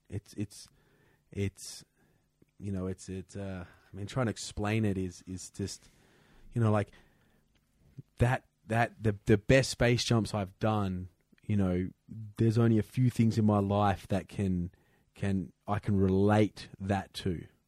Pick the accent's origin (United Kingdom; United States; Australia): Australia; Perth, Western Australia; moved away; I come from Perth. It's the third windiest city in the world.